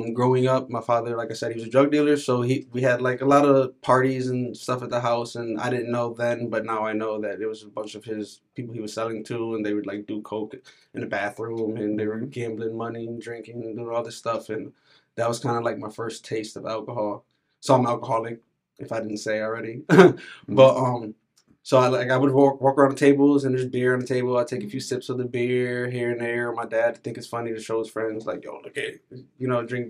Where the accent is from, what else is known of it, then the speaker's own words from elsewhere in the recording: New Britain, Connecticut, United States; I was born in New Britain, in New Britain General Hospital.